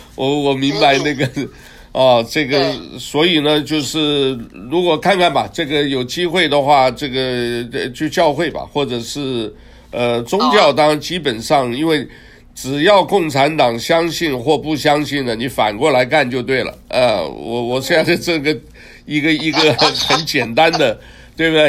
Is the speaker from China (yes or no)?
no; Taiwan; also born or lived in Hunan (ancestral home); now in United States; 我出生，出生长大都在台湾